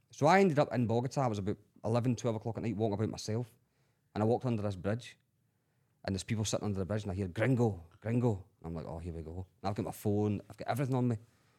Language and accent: English; Scotland, United Kingdom; So they'll say, where are you from? Scotland.